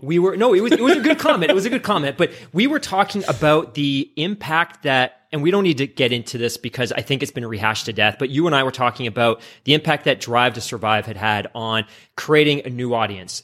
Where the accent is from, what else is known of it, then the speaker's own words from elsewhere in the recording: United Kingdom; moved away; I'm British. I grew up in the U K like you did